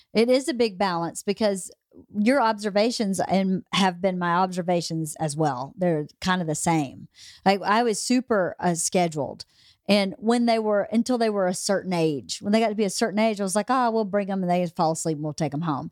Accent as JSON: {"language": "English", "region": "Georgia", "country": "United States", "tie": "born or raised there", "moved": "yes", "said": "I was born and raised in Georgia"}